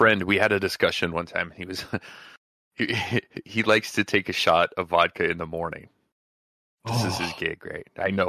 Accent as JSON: {"language": "English", "region": "Nevada", "country": "United States", "tie": "born or raised there", "said": "in Nevada, growing up in Nevada and working at mines, right?"}